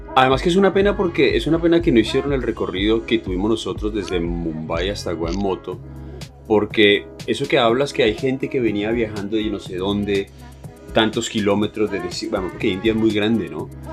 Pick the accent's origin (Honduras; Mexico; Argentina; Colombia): Colombia; nosotros venimos de Colombia